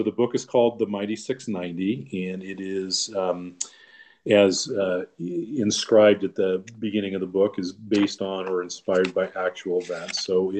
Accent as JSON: {"language": "English", "town": "Long Beach", "region": "California", "country": "United States", "tie": "born or raised there", "also_born_or_lived": "Orange County, California", "said": "I'm born and raised in Southern California in the beautiful city of Long Beach."}